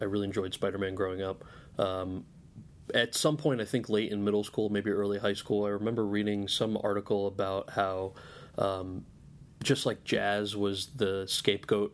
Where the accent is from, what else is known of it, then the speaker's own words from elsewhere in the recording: New Jersey, United States; I was born and raised in New Jersey.